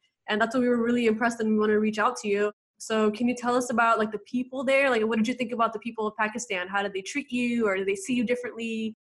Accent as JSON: {"language": "English", "country": "United States", "accent": "American", "said": "they couldn't tell that I was from America because how I look, but once I started speaking, they were like, oh, she's not from here."}